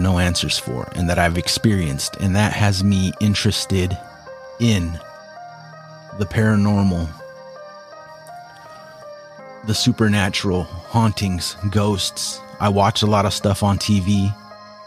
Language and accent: English; Washington, United States; We're from Washington